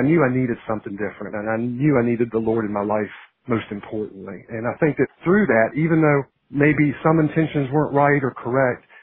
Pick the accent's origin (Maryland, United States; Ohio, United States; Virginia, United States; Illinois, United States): Virginia, United States; Harrisonburg; moved away as an adult; now in Beaufort, United States; of Virginia, right there in the heart of the valley at Harrisonburg, and grew up there, was reared there, went to school at Bridgewater College, just down to the south there of Harrisonburg. Graduated there, met my wife over in Charlottesville, but we lived in Harrisonburg for several years after we were married.